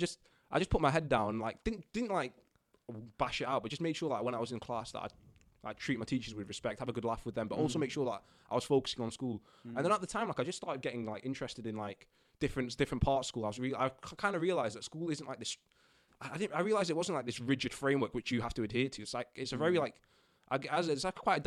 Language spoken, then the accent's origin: English; Stalybridge, North West England, United Kingdom; moved away as an adult; grew up in Manchester, a little town called Stalybridge in Manchester